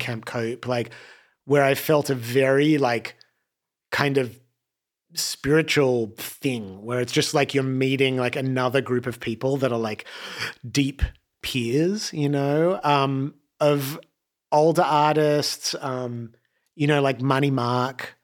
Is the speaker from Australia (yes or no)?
yes; Australia; moved away as an adult; now in Los Angeles, United States; when I first came to LA from Australia